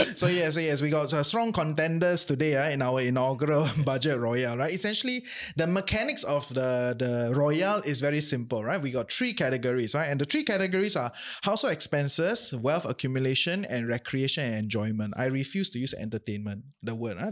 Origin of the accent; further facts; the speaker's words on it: Singapore; now in Malaysia; maybe I'm a Singaporean still, ah, at heart